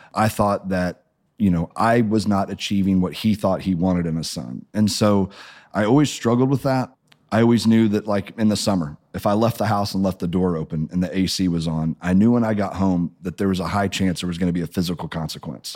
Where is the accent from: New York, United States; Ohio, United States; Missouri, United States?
Missouri, United States; Springfield; I grew up in Springfield, Missouri